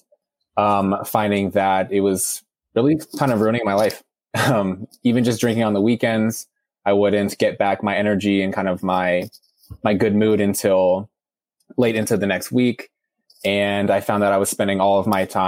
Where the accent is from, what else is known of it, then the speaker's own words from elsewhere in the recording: San Francisco, California, United States; I'm from San Francisco, California